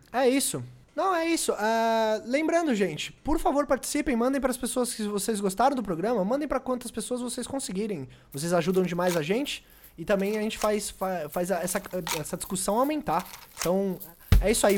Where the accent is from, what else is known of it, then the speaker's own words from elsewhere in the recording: Brazil; Eu, como sou brasileiro